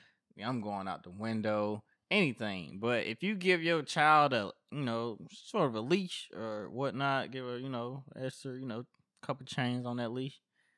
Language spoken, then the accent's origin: English; the South, United States; Well, I grew up in the South.